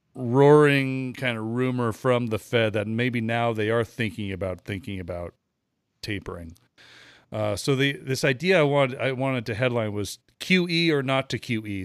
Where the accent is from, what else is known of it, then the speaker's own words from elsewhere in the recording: United States; being an American here